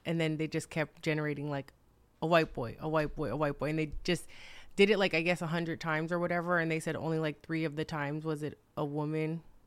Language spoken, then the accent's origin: English; New York, United States; growing up in New York